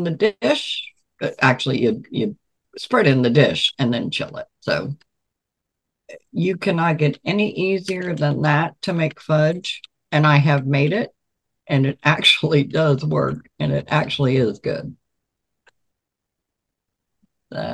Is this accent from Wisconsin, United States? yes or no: no; Virginia Beach, Virginia, United States; I grew up in Virginia Beach